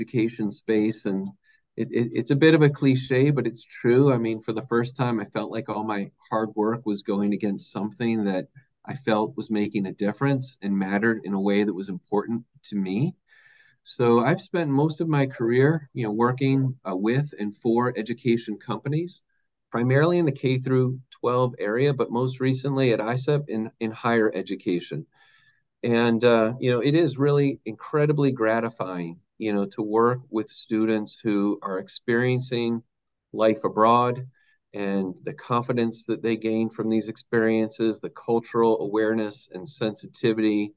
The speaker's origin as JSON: {"language": "English", "region": "Massachusetts", "country": "United States", "tie": "born or raised there", "moved": "as an adult", "lives_now": "Maryland, United States", "said": "I was born in Maryland, raised in Massachusetts, returned to Maryland for college. Met my wife and have been down here in Maryland in the DC, Baltimore markets ever since"}